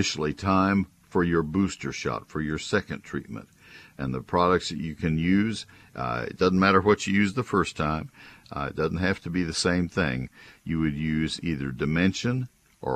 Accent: Bryan-College Station, Texas, United States; also born or lived in San Antonio, Texas; My hometown of Bryan College Station

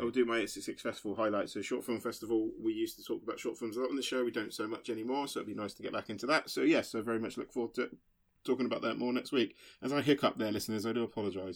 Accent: Basingstoke, South East England, United Kingdom; moved away; very excited to be back in my hometown

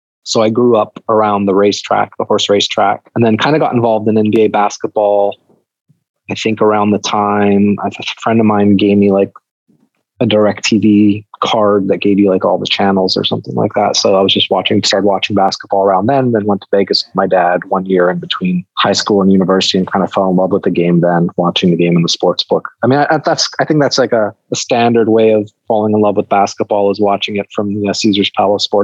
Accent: Canada; I grew up in Canada, Greek-Canadian parents

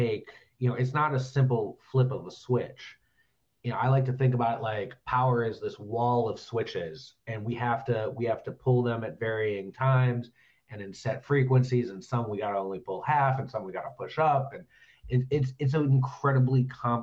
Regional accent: Cleveland, Ohio, United States; I typically don't say I'm from Ohio. I say I'm from Cleveland

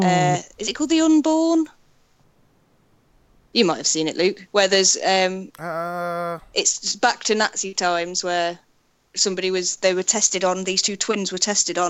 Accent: United Kingdom; for being British

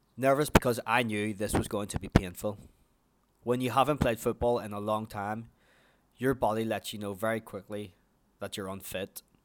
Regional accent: Ireland; also born or lived in New Zealand; as you can probably already tell from my accent, that I am from Ireland

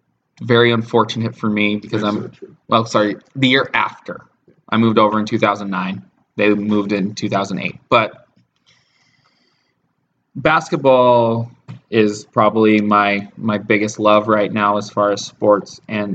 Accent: United States; I'm not from the Seattle area at first. I was born and raised about 300 miles from Seattle.

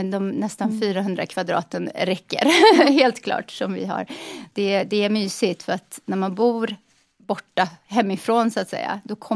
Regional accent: Lidköping, Västra Götaland, Sweden; accent: västgötska; now in Charlotte, United States; I Lidköping på Västgötaslätta, vid Värner.

